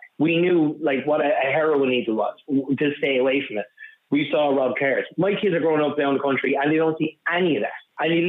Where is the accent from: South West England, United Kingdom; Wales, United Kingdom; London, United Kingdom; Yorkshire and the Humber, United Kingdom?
Wales, United Kingdom; Cardiff; now in Dublin, Ireland; Like, I'm originally from Cardiff myself, and I've kept in touch with people up there. And since we left over the last 20 years, it's gotten worse and worse and worse.